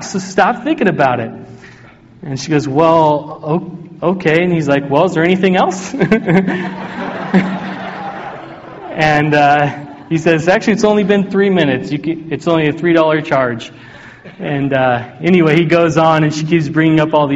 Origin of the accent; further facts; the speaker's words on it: Oregon, United States; I was at a church that I grew up in Oregon.